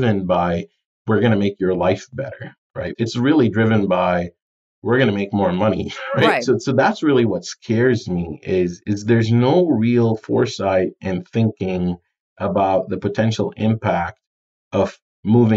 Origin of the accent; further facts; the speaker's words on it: United Arab Emirates; moved away; also born or lived in Jordan; I'm from Jordan in the Middle East, and I grew up in the UAE, Dubai, Abu Dhabi area